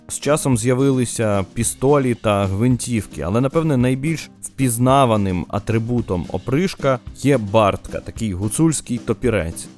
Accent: Bukovina, Ukraine; як буковинець

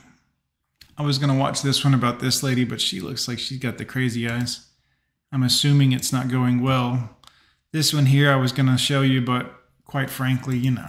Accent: Fort Lauderdale, Florida, United States; I grew up in Fort Lauderdale in the 90s

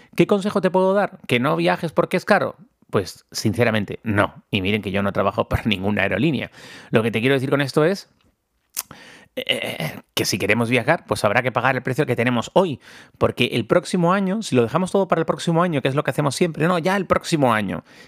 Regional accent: Tenerife, Canary Islands, Spain; moved away; aquí en mi en mi tierra

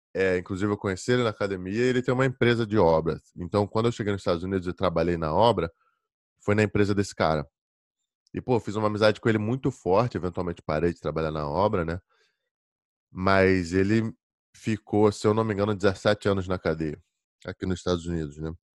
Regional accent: Rio de Janeiro, Brazil; moved away as an adult; now in Virginia, United States; Eu sou do Rio de Janeiro. Tô na Virgínia

